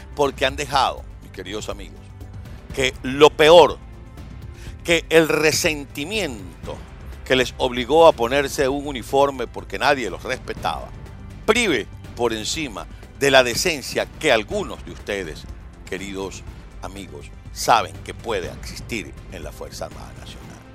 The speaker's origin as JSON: {"language": "Spanish", "area": "Villa Rosa, Margarita Island", "region": "Nueva Esparta", "country": "Venezuela", "tie": "born or raised there", "moved": "yes", "said": "como venezolano que soy, porque nací en ese país. Yo recuerdo cuando yo vivía allá en Villarrosa"}